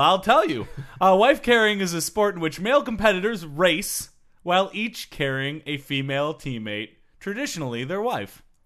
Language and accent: English; Michigan, United States; I'm from Michigan.